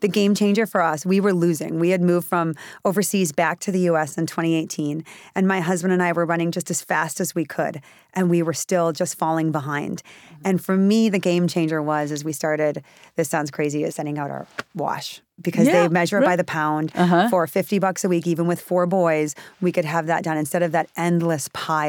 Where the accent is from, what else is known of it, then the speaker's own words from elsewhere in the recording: Wisconsin, United States; he was born in Wisconsin, which is where I'm from